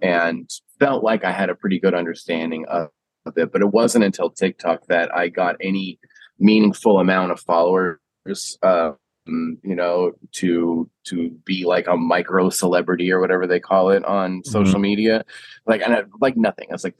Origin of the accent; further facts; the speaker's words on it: San Diego, California, United States; accent: Huntington Beach stoner; moved away as an adult; also born or lived in Marin County, California; now in New York City, United States; I grew up in San Diego or like Southern California. I think I sound a little Huntington Beach stoner sometimes